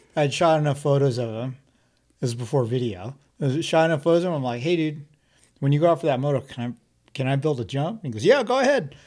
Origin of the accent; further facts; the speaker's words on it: Pasadena, California, United States; also born or lived in Valencia; I lived in, I grew up in Pasadena.